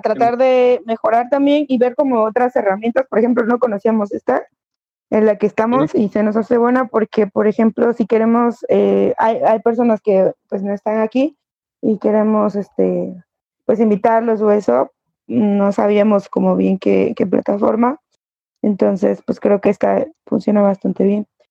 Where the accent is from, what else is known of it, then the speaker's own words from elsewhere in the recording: Veracruz, Mexico; moved away; yo soy este también de Veracruz, o sea, no soy de aquí